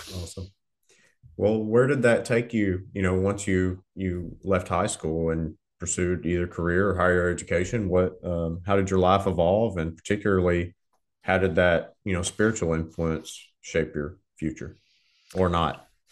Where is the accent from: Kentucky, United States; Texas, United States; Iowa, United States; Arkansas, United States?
Arkansas, United States; Southern; I grew up in Southern Arkansas